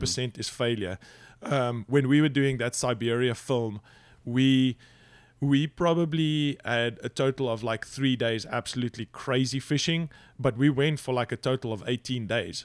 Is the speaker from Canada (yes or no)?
no; South Africa; moved away; also born or lived in United Kingdom; growing up in South Africa